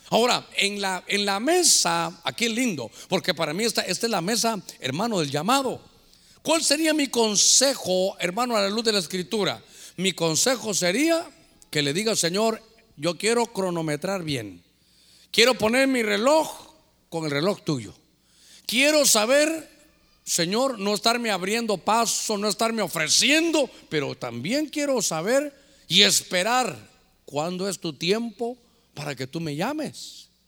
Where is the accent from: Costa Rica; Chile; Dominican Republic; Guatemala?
Guatemala; born there; yo realmente nací en Guatemala, pero yo ya iba a terminar mi carrera siendo catracho, hermano.